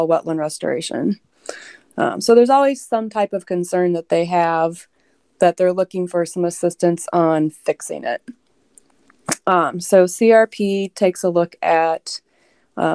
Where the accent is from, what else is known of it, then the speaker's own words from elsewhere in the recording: Indiana, United States; now in Illinois, United States; I grew up in Indiana.